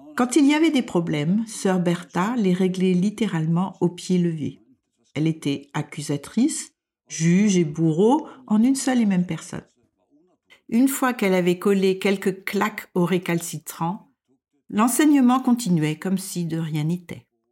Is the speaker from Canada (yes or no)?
no; France; moved away as an adult; now in Denmark